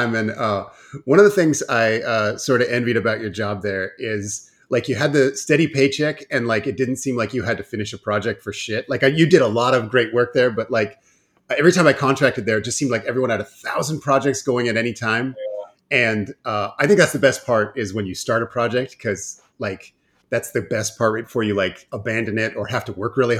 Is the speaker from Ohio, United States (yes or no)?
yes; Cleveland, Ohio, United States; we're from Cleveland. We hate deer.